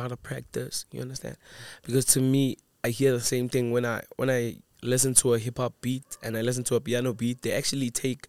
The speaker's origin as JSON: {"language": "English", "town": "Daveyton", "region": "Gauteng", "country": "South Africa", "tie": "born or raised there", "said": "we were a group of homies in Davidson. I grew up in Davidson."}